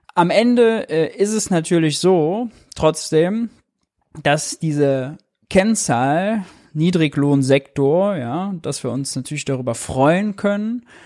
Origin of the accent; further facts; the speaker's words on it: Mönchengladbach, North Rhine-Westphalia, Germany; ich bin Rheinländer, komme vom Niederrhein, Mönchengladbach